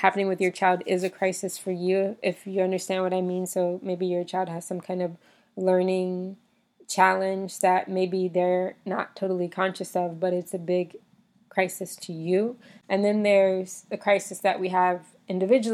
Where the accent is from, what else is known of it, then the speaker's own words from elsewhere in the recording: United States; moved away as an adult; growing up in the United States